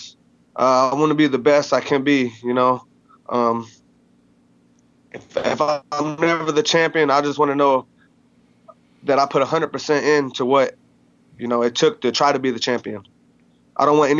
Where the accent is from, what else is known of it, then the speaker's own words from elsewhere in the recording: South Haven, Michigan, United States; I'm originally from South Haven, Michigan